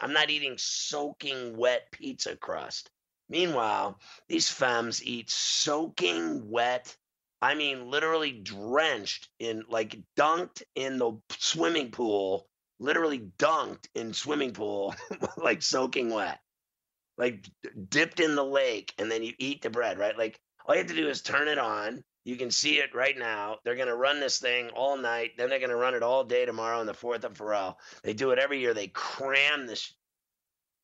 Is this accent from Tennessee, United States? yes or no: no; New York City, New York, United States; we're from New York